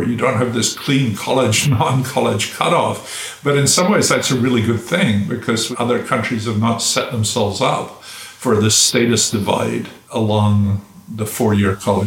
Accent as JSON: {"language": "English", "country": "United Kingdom", "tie": "born or raised there", "moved": "yes", "lives_now": "United States", "said": "I grew up in Britain"}